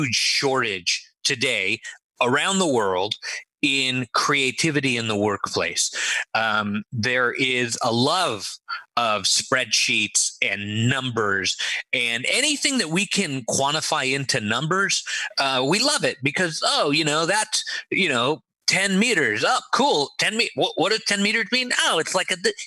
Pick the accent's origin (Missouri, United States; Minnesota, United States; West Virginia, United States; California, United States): California, United States; Los Angeles; also born or lived in Israel; was born in Israel and raised in Los Angeles. I was in Los Angeles for, 35 years